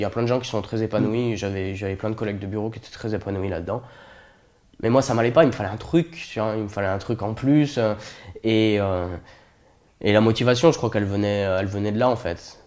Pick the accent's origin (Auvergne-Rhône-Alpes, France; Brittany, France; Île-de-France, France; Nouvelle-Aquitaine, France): Auvergne-Rhône-Alpes, France; Saint-Étienne; Je viens de Saint-Étienne, la ville des Verts, la ville de la mine. Euh, j'ai grandi là-bas, je suis né là-bas